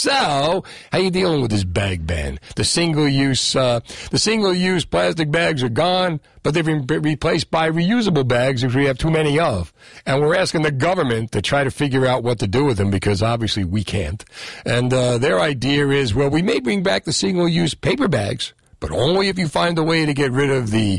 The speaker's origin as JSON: {"language": "English", "region": "Ohio", "country": "United States", "said": "I'm from Ohio, right?"}